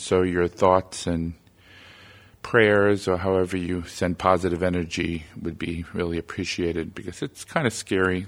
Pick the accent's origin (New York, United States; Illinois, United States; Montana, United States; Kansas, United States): New York, United States; my home state of New York